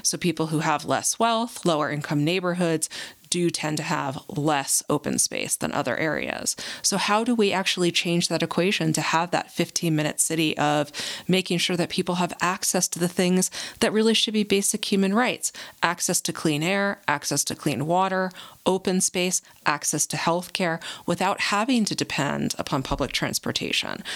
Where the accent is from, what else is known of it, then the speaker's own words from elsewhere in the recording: New Jersey, United States; now in New Mexico, United States; I didn't choose uh, to be born and raised in New Jersey